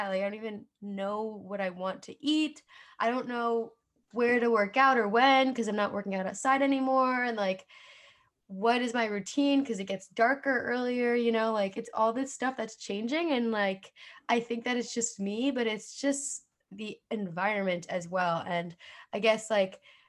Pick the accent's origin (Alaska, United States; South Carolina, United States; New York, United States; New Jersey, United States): New Jersey, United States; accent: Jersey; Jersey. I feel like my accent really comes out on that word.